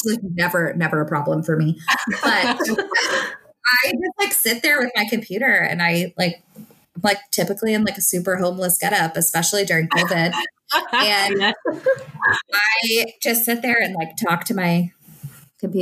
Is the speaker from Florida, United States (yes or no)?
yes; Naples, Florida, United States; moved away; also born or lived in Oklahoma; I am getting married in Naples, Florida, which is where I'm from